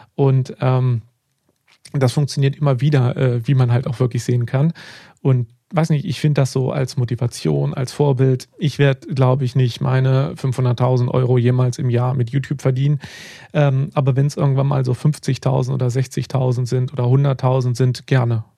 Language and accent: German; Germany; Bei uns in Deutschland